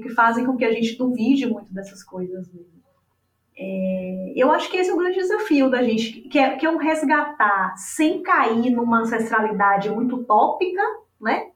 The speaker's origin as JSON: {"language": "Portuguese", "region": "Bahia", "country": "Brazil", "lives_now": "Salvador, Brazil", "said": "eu estou falando de Salvador, né? Eu sou baiana, santanapolitana"}